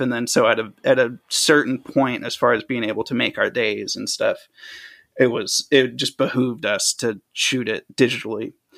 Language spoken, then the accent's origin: English; a suburb an hour south of Chicago, Illinois, United States; moved away as an adult; also born or lived in Tennessee / Maryland; now in Los Angeles, United States; I grew up for most of my, like, teenage life, uh, in Illinois, a suburb, like, an hour south of Chicago